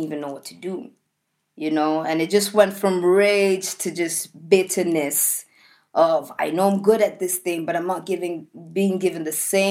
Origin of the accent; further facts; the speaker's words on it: Australia; moved away; many traumas that I've lived past from being an Australian